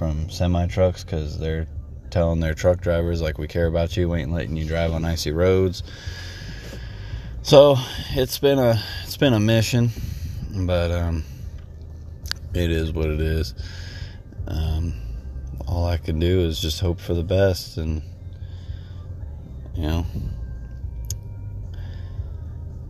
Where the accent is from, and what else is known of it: Texas, United States